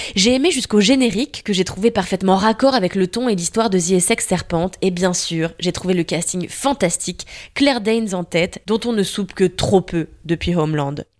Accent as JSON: {"language": "French", "country": "France", "said": "chez nous en France"}